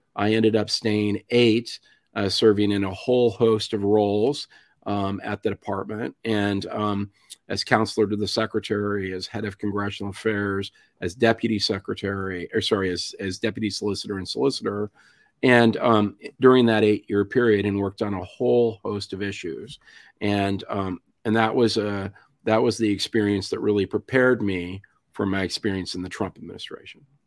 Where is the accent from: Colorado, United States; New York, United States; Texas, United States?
Colorado, United States; Rifle; I grew up in a little town in western Colorado called Rifle